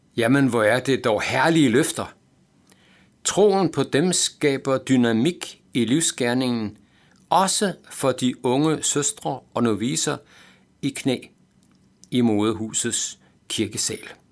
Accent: Aalborg, North Denmark Region, Denmark; jeg havde lært som teenager i Aalborg

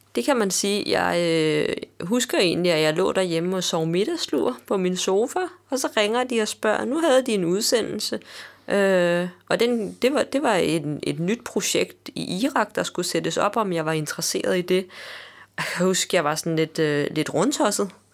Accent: Denmark

